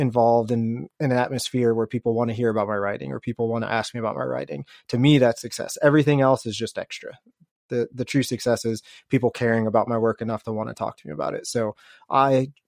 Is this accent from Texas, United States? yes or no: no; Lawrence, Kansas, United States; I'm from Lawrence, which is like half hour away